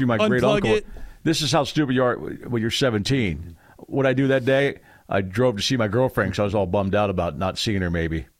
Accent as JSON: {"language": "English", "area": "near Three Mile Island", "region": "Pennsylvania", "country": "United States", "tie": "born or raised there", "said": "I was 15 miles, air miles away from Three Mile Island, my hometown."}